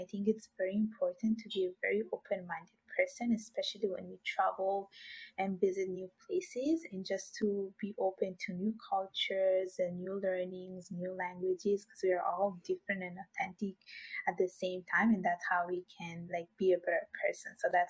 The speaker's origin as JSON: {"language": "English", "country": "Italy", "tie": "born or raised there", "moved": "yes", "lives_now": "Montreal, Canada", "said": "So my whole life I was born in Italy. I was brought up there with parents coming from Bangladesh. And then many years ago, I moved to Canada."}